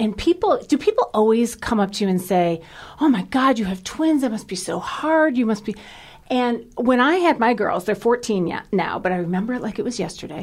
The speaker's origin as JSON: {"language": "English", "town": "Cleveland", "region": "Ohio", "country": "United States", "tie": "born or raised there", "said": "I grew up in Cleveland"}